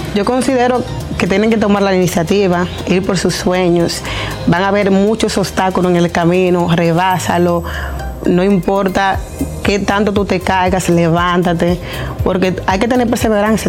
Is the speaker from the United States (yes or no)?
yes; New York City, New York, United States; yo soy de Brooklyn